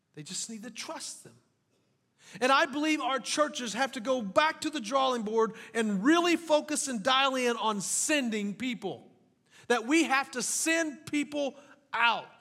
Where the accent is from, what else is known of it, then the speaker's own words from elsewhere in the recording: French Lick, Indiana, United States; also born or lived in Kentucky; now in Jasper, United States; I grew up in French Lick, Indiana